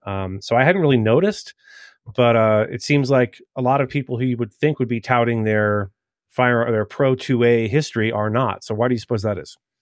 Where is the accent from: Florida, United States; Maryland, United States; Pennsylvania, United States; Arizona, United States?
Maryland, United States; moved away; my home state, uh, of Maryland